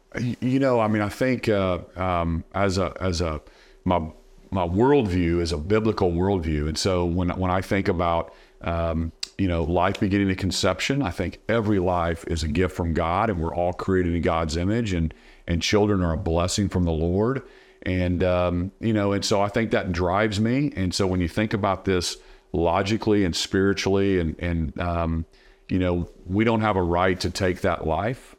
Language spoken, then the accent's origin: English; Norman, Oklahoma, United States; Cleveland County, where I grew up in Norman, Oklahoma